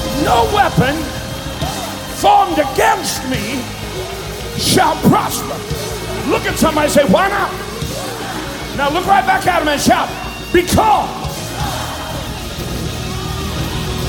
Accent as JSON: {"language": "English", "region": "Eastern Kentucky", "country": "United States", "said": "I'm from Eastern Kentucky."}